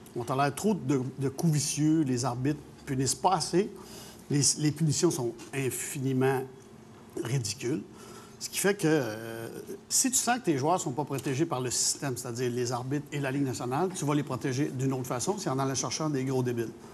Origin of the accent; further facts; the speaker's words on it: Montreal, Quebec, Canada; je suis Montréalais, je suis né ici